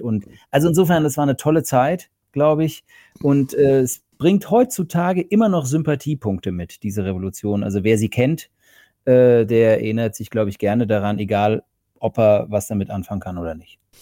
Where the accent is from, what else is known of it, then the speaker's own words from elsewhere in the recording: Germany; also born or lived in Berlin; now in Portugal; als Deutscher